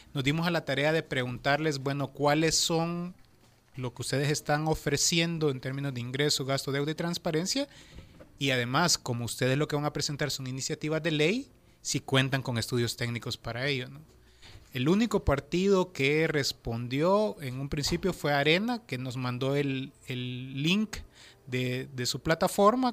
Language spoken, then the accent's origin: Spanish; Nahuizalco, Sonsonate, El Salvador; yo soy de Nahuizalco